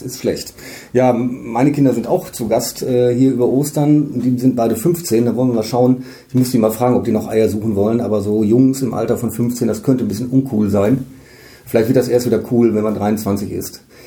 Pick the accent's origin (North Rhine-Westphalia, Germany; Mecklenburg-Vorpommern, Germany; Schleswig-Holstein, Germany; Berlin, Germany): North Rhine-Westphalia, Germany; Münsterland; now in Emden, Germany; Ich komme selbst aus dem Münsterland